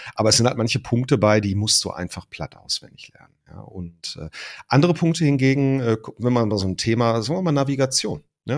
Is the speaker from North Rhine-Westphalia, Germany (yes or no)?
yes; Ruhr area, North Rhine-Westphalia, Germany; wie man das bei uns im Ruhrpott sagt